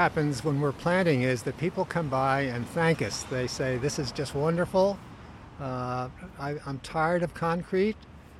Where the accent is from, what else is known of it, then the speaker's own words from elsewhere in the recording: Philadelphia, Pennsylvania, United States; moved away as an adult; now in San Francisco, United States; I moved from Pennsylvania to San Francisco in the late 60s.